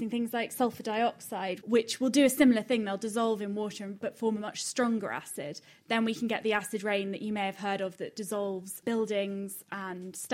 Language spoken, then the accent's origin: English; Cambridge, East of England, United Kingdom; from Cambridge